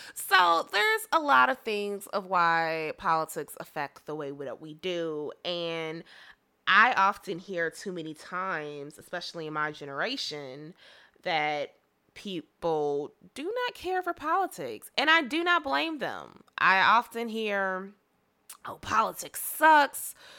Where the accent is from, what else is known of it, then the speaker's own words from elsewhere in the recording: Chicago, Illinois, United States; first language English; I am a African-American woman from the Chicagoland area of good old Illinois